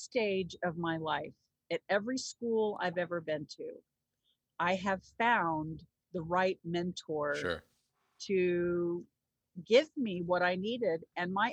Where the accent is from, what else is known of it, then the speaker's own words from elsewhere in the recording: Texas, United States; also born or lived in New Jersey; when we moved back to Texas, right before my junior year